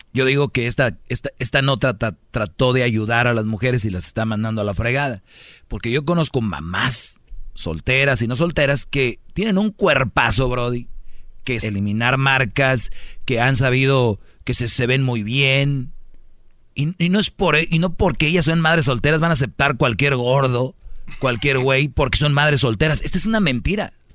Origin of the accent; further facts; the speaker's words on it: Monterrey, Nuevo León, Mexico; Soy de Monterrey